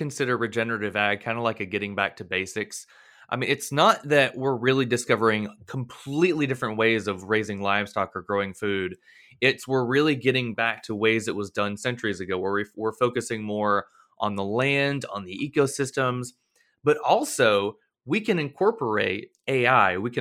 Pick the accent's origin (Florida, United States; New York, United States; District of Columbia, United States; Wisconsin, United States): Florida, United States; I'm from Florida